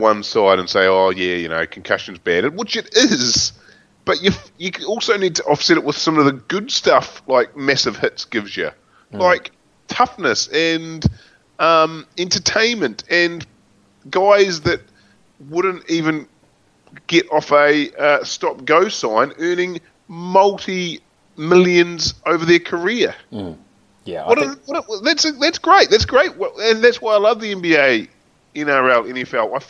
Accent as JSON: {"language": "English", "country": "New Zealand", "tie": "born or raised there", "said": "as a Kiwi"}